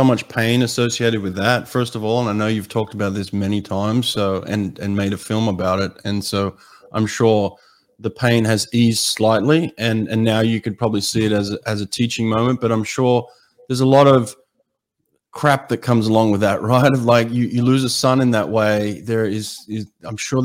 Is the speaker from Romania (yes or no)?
no; Australia; now in United States; growing up in Australia